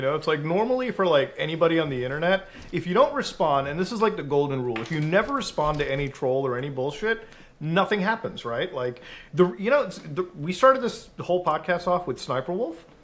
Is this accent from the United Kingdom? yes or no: no; Canada; as a Canadian